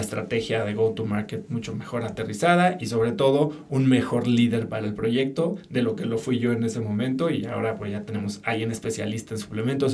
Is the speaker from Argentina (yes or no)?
no; Mexico City, Mexico; yo nací en la Ciudad de México, crecí, viví ahí